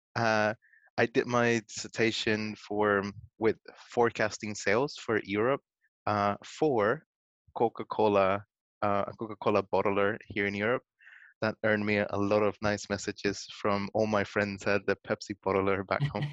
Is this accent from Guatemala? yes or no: yes; Guatemala; I'm originally from Guatemala. I'm Latin American